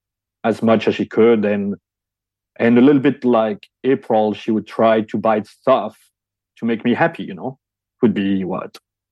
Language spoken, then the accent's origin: English; Belgium; English is a second language; In Belgium.